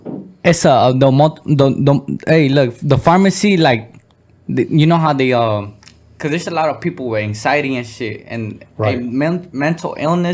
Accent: Oxnard, California, United States; also born or lived in Guanajuato, Mexico; Mexico. I was raised in Oxnard, but I was born in Mexico.

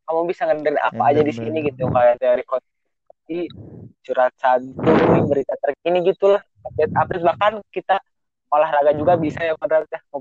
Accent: Majalengka, West Java, Indonesia; born there; saya lahir di Majalengka

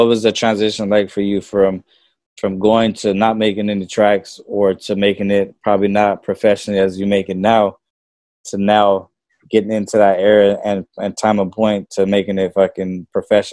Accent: Norwalk, California, United States; me growing up in Norwalk

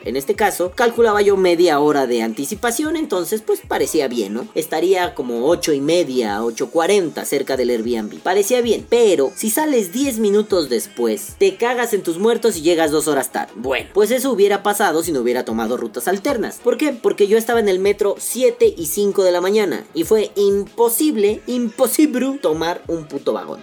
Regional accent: Mexico City, Mexico; yo que soy chilango de la Ciudad de México, yo nací aquí

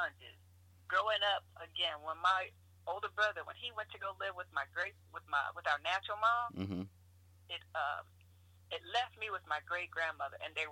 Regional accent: Norfolk, Virginia, United States; Born and raised in Norfolk, Virginia

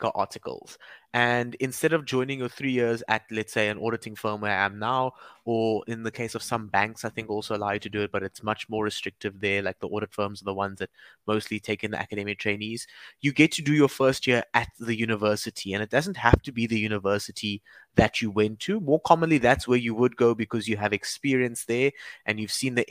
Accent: Cape Town, Western Cape, South Africa; also born or lived in Durban; raised in Cape Town. So, I moved here when I was 3 years old

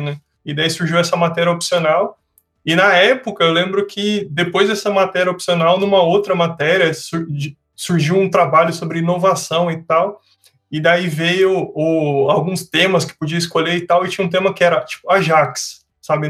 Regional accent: Sorocaba, São Paulo, Brazil; eu sou de Sorocaba

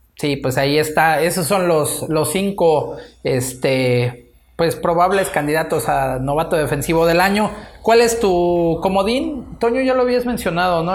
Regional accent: Mexico; a nosotros así como, como mexicanos

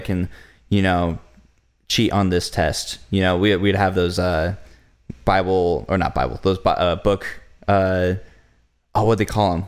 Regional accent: United States; As an American church

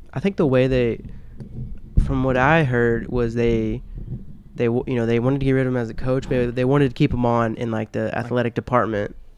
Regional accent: Tennessee, United States

